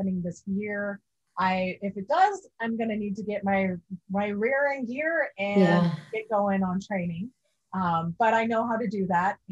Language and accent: English; Kansas, United States; moved away; I'm from Kansas